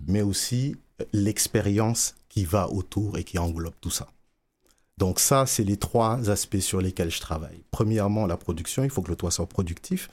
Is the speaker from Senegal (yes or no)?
yes; Dakar, Senegal; moved away as an adult; also born or lived in Sherbrooke, Quebec, Canada; now in Montreal, Canada; je suis né à Sherbrooke, j'ai grandi à Dakar.